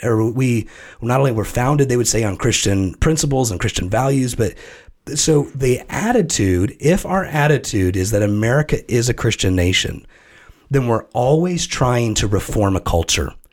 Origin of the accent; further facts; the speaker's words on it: United States; as an American citizen